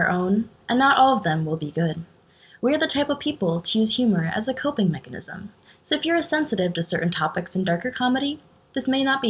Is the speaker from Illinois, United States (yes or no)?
no; New York, United States; moved away as an adult; now in Austin, United States; We're originally from New York, but not the city. We're not that cool. And we moved to Austin, Texas a couple of years ago. August 2019, to be exact.